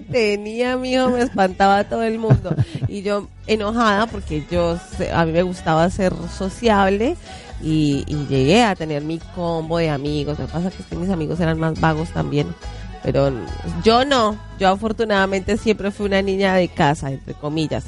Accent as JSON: {"language": "Spanish", "region": "Bogotá", "country": "Colombia", "also_born_or_lived": "Facatativá, Colombia", "said": "yo soy de Bogotá, pero viví siete años en Faca"}